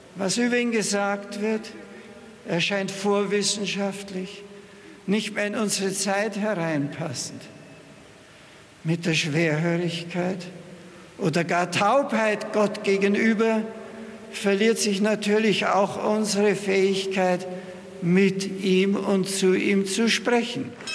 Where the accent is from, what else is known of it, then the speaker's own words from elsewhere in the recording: Marktl, Bavaria, Germany; moved away as an adult; now in Rome, Italy; über Marktl fliegen, über meinem Geburtsort